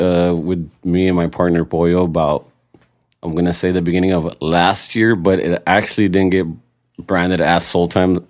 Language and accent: English; San Diego, California, United States; also born or lived in Tijuana, Mexico; now in Long Beach, United States; Raised in San Diego, but been in Long Beach for the past like 15 years or so.